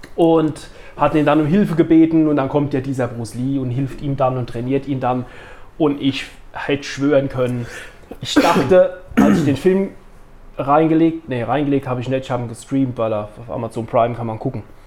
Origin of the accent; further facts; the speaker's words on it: Neustadt, Germany; in Neustadt, wo ich aufgewachsen bin